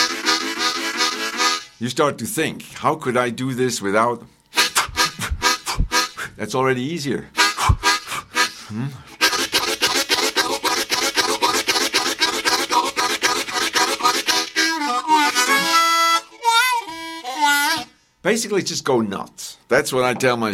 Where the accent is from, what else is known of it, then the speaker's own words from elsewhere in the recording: Bern, Switzerland; first language Bernese German; English is a second language; moved away as an adult; also born or lived in South Carolina; I grew up in Bern, right next to the depot